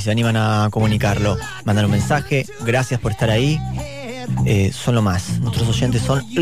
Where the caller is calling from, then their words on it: Palomar, Buenos Aires Province, Argentina; de Palomar, taxista.